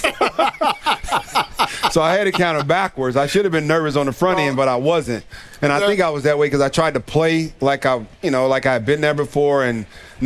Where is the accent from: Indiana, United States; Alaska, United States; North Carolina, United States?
Indiana, United States; Gary; my hometown of Gary, Indiana